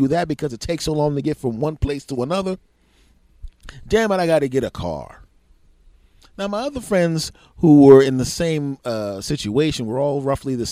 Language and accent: English; Philadelphia, Pennsylvania, United States; I come from a big city originally. I'm a Philadelphian from originally